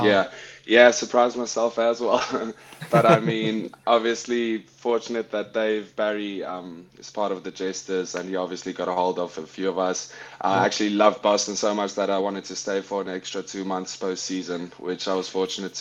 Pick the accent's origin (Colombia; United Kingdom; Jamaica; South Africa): South Africa; Paarl, Western Cape; also born or lived in Windhoek, Namibia / Pretoria, South Africa; now in New England, United States; I'm born in Windhoek, Namibia. I'd lived there for 2 years of my life. Moved to Pretoria. Was there for about 7 years of my life. And when I was about 9-10 years old, we moved to the Western Cape to a town called Paarl